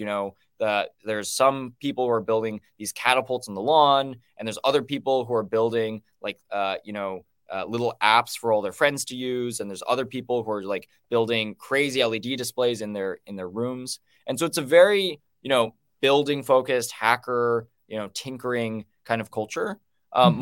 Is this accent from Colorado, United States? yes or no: no; Los Alamos, New Mexico, United States; I grew up in Los Alamos, New Mexico